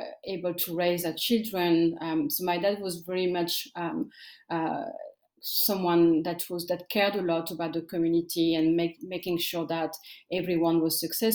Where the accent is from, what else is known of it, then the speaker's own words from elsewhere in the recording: France; also born or lived in Eritrea; I grew up in France, and I came as a refugee with my parents